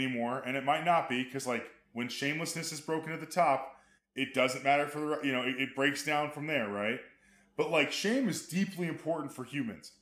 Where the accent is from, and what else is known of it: Amarillo, Texas, United States; born or raised there